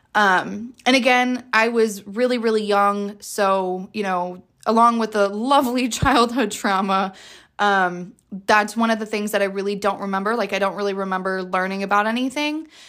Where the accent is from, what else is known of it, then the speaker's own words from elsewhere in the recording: Jacksonville, Florida, United States; I am from Jacksonville, Florida